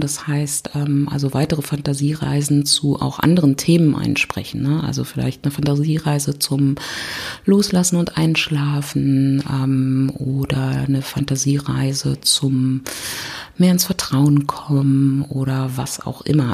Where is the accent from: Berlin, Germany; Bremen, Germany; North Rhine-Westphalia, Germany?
Berlin, Germany; ich komme aus Berlin